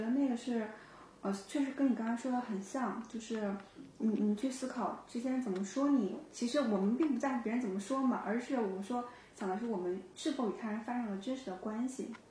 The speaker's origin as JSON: {"language": "Chinese", "country": "China", "said": "我们中国人"}